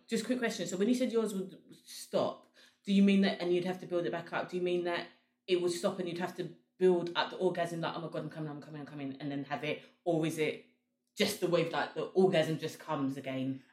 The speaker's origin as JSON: {"language": "English", "country": "Sierra Leone", "said": "we're both from Sierra Leone"}